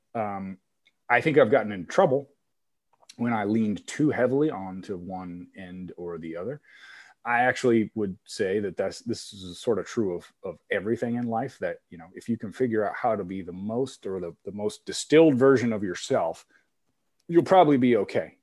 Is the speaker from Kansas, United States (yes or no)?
yes; Kansas, United States; moved away as an adult; also born or lived in Iowa; I'm from Kansas, but went to Iowa State